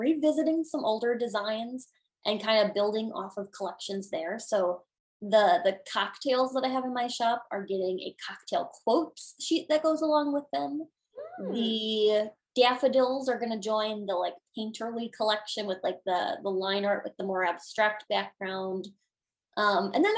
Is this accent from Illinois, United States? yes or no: yes; Illinois, United States; my home state of Illinois